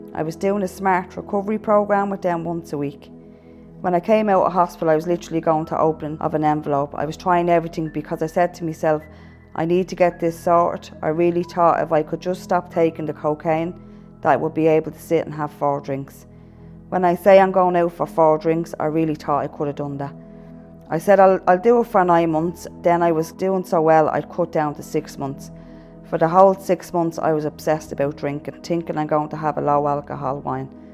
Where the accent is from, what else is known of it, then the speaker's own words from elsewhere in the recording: Dublin, Leinster, Ireland; also born or lived in abroad (three years); I grew up in Ballymun